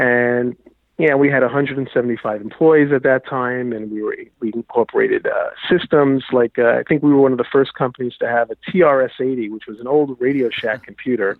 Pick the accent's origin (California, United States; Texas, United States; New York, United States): New York, United States; I grew up in New York.